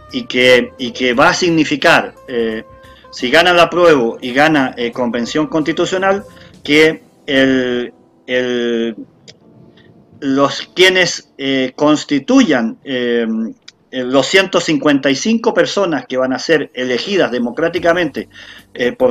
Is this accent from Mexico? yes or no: no; Chile; tenemos una gran oportunidad como, como sociedad, como, como chilenos y chilenas todos, después de, después de 200 años de república